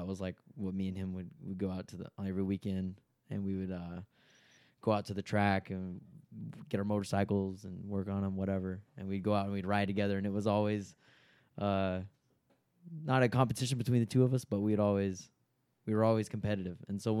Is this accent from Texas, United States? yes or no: yes; Winona, Texas, United States; I'm originally from Tyler, or Winona, which is outside of Tyler.